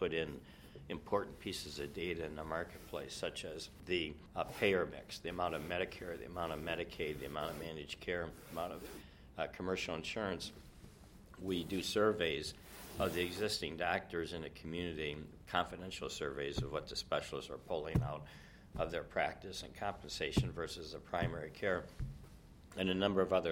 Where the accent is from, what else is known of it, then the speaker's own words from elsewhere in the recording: Rockford, Illinois, United States; moved away as an adult; also born or lived in Minnesota / Southfield, Michigan; now in Janesville, United States; I grew up in Rockford, Illinois, just 30 miles from Janesville